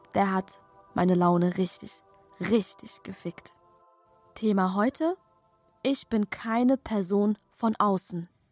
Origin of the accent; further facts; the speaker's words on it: Germany; Tochter einer Perserin, Tochter eines Persers, geboren und aufgewachsen hier in Deutschland